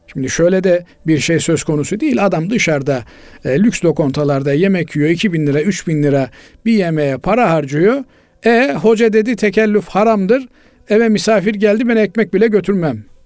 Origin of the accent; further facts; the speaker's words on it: Black Sea Region, Turkey; Bizim Karadeniz'in